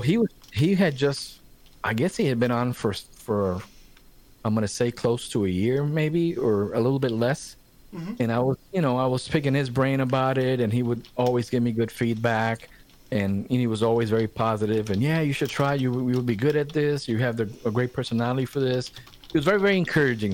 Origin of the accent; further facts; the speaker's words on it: Puerto Rico; now in Charlotte, United States; growing up in Puerto Rico